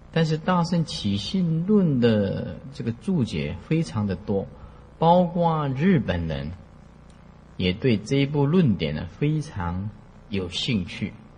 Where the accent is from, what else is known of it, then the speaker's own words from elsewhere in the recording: Taiwan; 我们是在台湾出生的啦。福建古田人